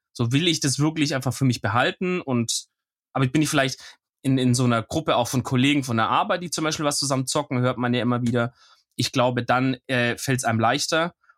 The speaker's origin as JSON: {"language": "German", "country": "Germany", "said": "ich bin halt ein Deutscher"}